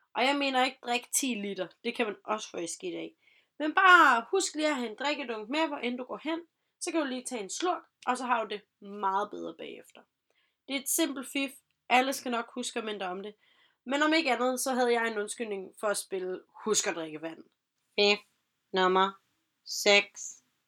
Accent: Vejle, Southern Denmark, Denmark; Jeg er personligt fra Vejle af

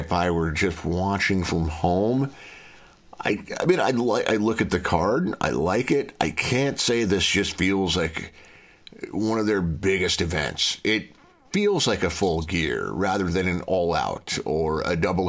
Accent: Minnesota, United States; born or raised there

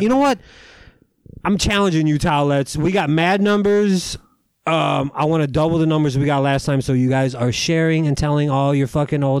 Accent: Taylor, Michigan, United States; moved away; I'm from Taylor

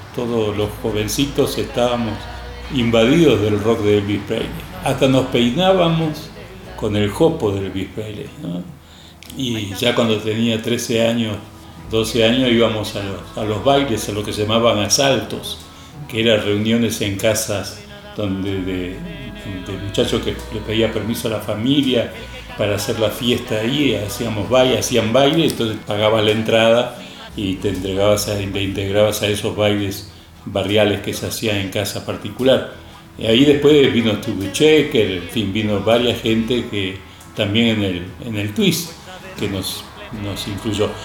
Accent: Buenos Aires, Argentina; also born or lived in Spain; Yo nací en España. A los cinco años nos fuimos a Argentina. Mis padres tuvieron que emigrar. Yo nací en una familia campesina. Nos fuimos a vivir a La Boca, un barrio muy popular.

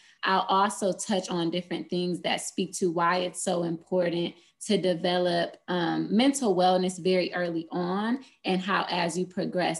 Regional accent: Flint, Michigan, United States; moved away as an adult; also born or lived in Boston, Massachusetts; now in Atlanta, United States; I'm originally from Flint, Michigan, but I went to Spelman College for undergrad here in Atlanta, Georgia

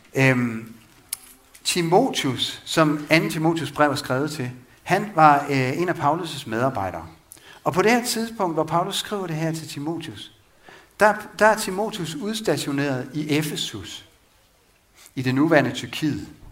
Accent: Vang, Denmark; Vang missionshus, hvor jeg voksede op

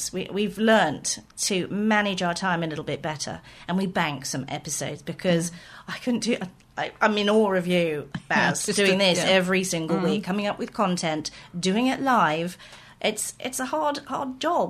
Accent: London, United Kingdom; moved away; also born or lived in Singapore; a native Londoner

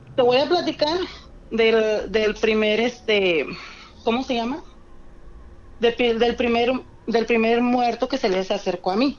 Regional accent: Guadalajara, Jalisco, Mexico; De Guadalajara

